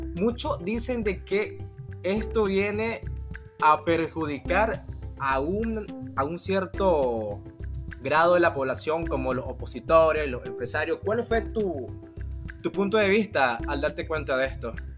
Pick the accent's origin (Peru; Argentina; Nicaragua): Nicaragua; como nicaragüense